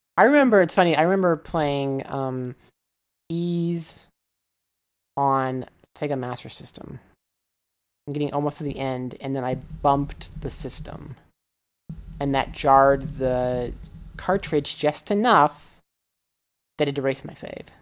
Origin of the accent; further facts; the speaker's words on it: Nebraska, United States; moved away; also born or lived in Osaka, Japan; I'm from Nebraska, so you have to be a Cornhuskers fan